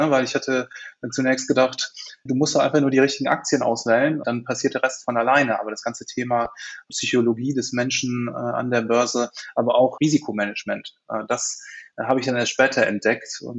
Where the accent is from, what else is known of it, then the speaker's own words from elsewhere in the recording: Cologne, North Rhine-Westphalia, Germany; Ich bin Kölner, Kölsche Jung und äh, die Sparkassen hier in Köln veranstalten immer ein Spiel